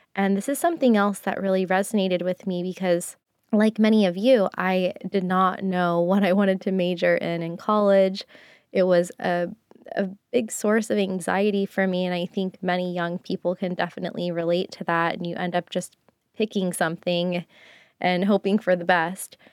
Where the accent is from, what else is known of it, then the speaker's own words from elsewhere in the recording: United States; also born or lived in Japan; living in Japan as an American